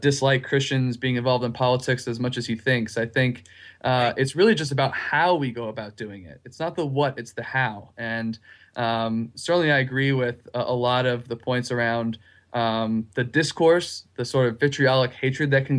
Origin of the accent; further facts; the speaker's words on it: Pennsylvania, United States; moved away; I'm from up north, though. So I'm from Pennsylvania